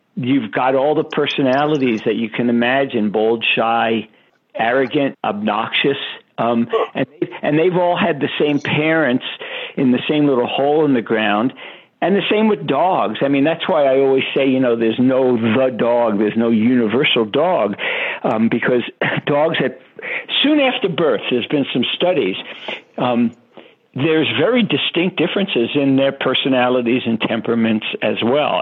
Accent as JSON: {"language": "English", "town": "New York City", "region": "New York", "country": "United States", "tie": "born or raised there", "said": "I grew up in Brooklyn, New York"}